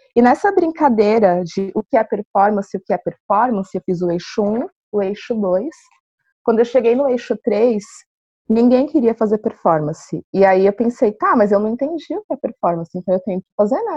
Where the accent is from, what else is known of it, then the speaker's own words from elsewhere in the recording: São Paulo, Brazil; now in Florianópolis, Brazil; Eu também vim de outra cidade, eu sou de São Paulo, então, no meu caso, eu vim para uma cidade menor, aqui em Floripa